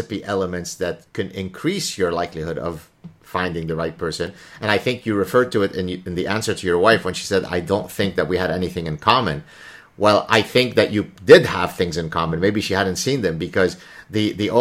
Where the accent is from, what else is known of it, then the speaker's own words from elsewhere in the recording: Lebanon; first language Arabic; English is a second language; now in Canada; I am Lebanese and from the Middle East